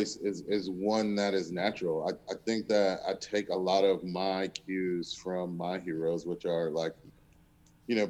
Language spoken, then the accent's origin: English; the South, United States; I was from the South